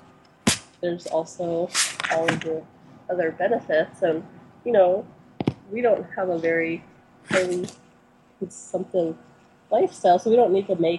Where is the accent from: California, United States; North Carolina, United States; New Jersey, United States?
California, United States; Santa Cruz; now in Oregon, United States; I'm from Santa Cruz